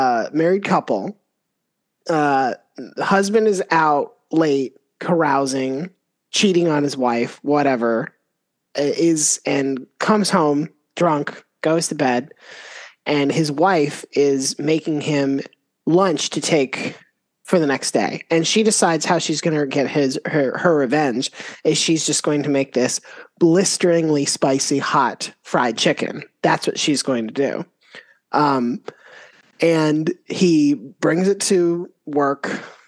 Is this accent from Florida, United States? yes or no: yes; Florida, United States; I grew up in Florida